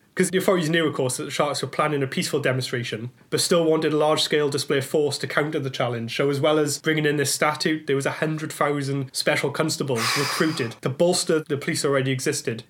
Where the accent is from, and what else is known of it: Blackwood, Wales, United Kingdom; born or raised there